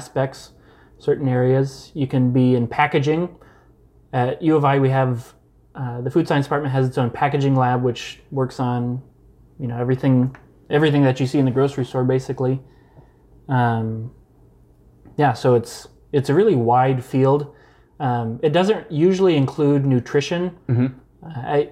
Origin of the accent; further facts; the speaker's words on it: Casey, Illinois, United States; now in St. Louis, United States; I grew up in a small town in Illinois, right along I-70, about halfway between here and Indianapolis, called Casey